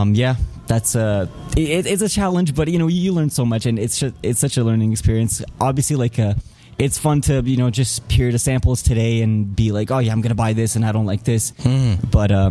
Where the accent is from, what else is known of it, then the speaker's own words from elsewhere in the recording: Serbia; moved away; also born or lived in Canada; I'm born in Serbia. Then in 94, my parents decided to come to Canada because of the complicated situation in the country. And after all that was settled and everything was back to normal, more or less, then we came back. So basically, I've kind of had like a half and half, growing up here and there